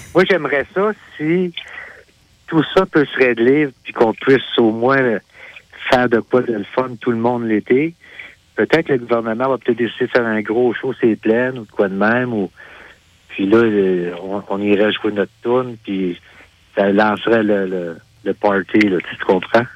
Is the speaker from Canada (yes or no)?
yes; Sayreville, Quebec, Canada; also born or lived in Sherbrooke, Quebec; suis natif de Sayreville.